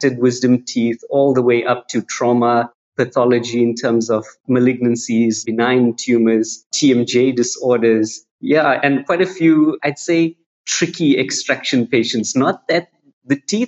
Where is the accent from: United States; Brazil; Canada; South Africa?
South Africa; I'm born and bred in South Africa.